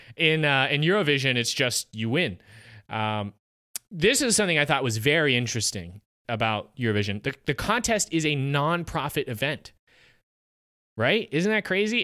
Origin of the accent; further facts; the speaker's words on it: United States; as an American